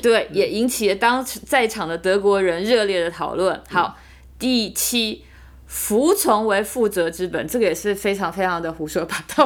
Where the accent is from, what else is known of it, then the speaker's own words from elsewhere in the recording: Taiwan; now in Germany; 今天我们台湾人说我要救救台湾